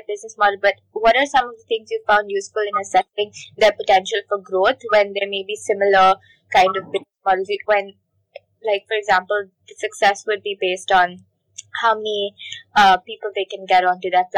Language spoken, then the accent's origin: English; India; moved away as an adult; now in Hong Kong; I come from India, and I'm currently in Hong Kong